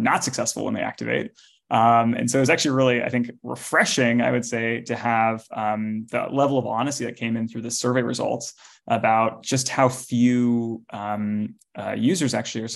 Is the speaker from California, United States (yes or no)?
yes; Los Altos, California, United States; I grew up in Los Altos, which is in the Bay Area